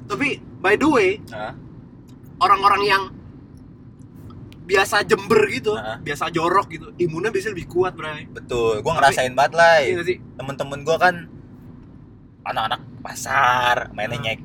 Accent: Pondok Cipta, West Java, Indonesia; Gua besar di Pondok Cipta sebagai anak yang apaan?

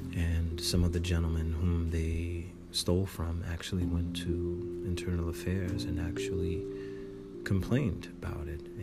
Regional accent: Irvington, New Jersey, United States; I'm from Irvington, New Jersey very close to Newark

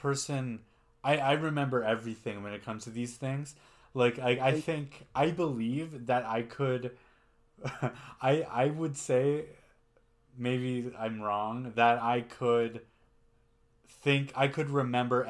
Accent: Canada; I'm Canadian, but I'm German.

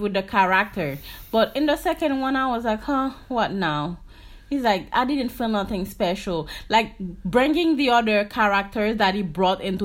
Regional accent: Haiti; I'm from Haiti

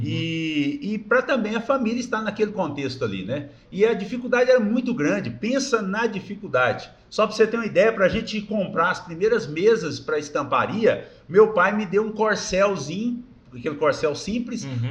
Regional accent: Brazil; eu nasci em Porá no dia 15 de maio de 1966

